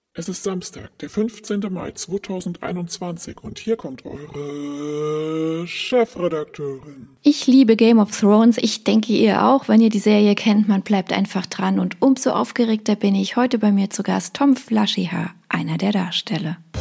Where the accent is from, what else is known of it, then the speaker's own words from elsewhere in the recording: Dresden, Saxony, Germany; ich bin Dresdnerin